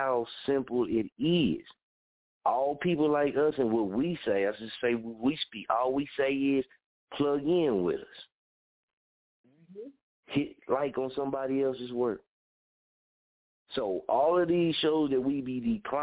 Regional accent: Muskogee, Oklahoma, United States; I'm from Oklahoma, from Muskogee, and I say I'm a Okieton

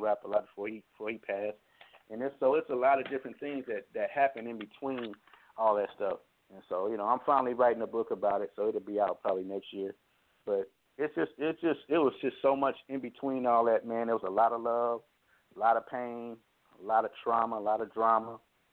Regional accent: Oakland, California, United States; also born or lived in Flint, Michigan; By me growing up in Oakland, we was Black Panthers

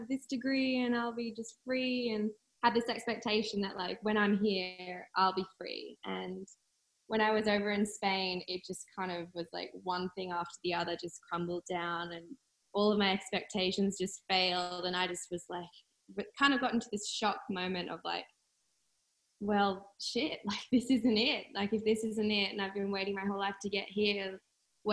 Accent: Sydney, New South Wales, Australia; I grew up on the Northern Beaches in Sydney.

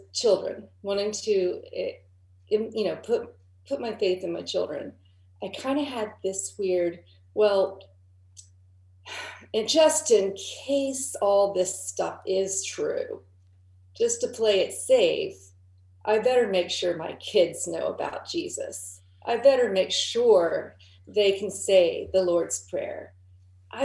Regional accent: Southern Ohio, United States; I grew up in Southern Ohio in a small town

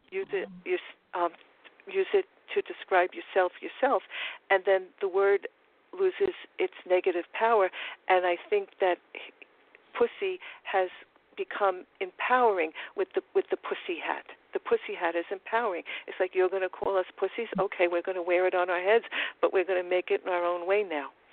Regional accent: New York City, New York, United States; accent: Queens; my Trump Queens accent because I'm from Forest Hills, Queens

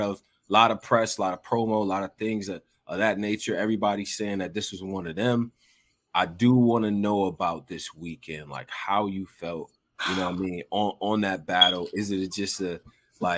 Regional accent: Rochester, New York, United States; I am from Rochester, which is like a few stops away from Canada

